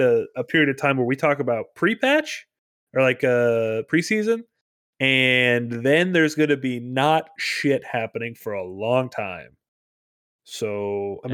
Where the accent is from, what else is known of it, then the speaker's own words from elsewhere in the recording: Minnesota, United States; I'm a Minnesotan